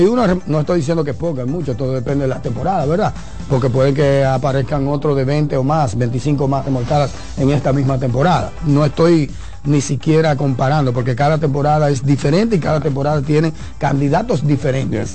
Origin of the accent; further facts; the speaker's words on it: Dominican Republic; Somos dominicanos